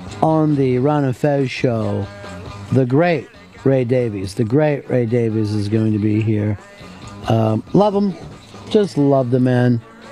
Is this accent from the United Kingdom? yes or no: yes; England, United Kingdom; Well, we're English people, so we speak English, so we can say it our own way.